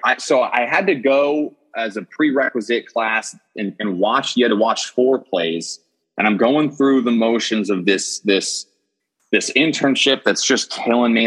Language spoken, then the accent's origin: English; Wilmington, Delaware, United States; I grew up uh, in Wilmington, Delaware, and uh, tiny, tiny state, right, about twenty minutes outside of Philadelphia.